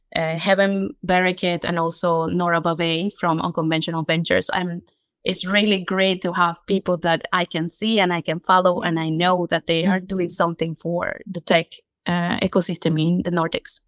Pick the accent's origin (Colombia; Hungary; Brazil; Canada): Colombia; Cartagena, Bolívar; now in Stockholm, Sweden; I come from Colombia, from Cartagena, very tropical. And I am currently working at Bontouch, um, a company in Sweden, in Stockholm